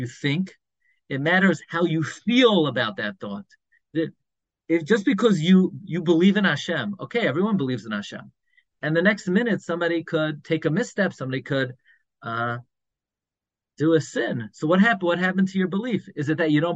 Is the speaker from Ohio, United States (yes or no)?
no; New York City, New York, United States; now in Five Towns (Cedarhurst), United States; When I grew up in Flatbush, I grew up on M and 31st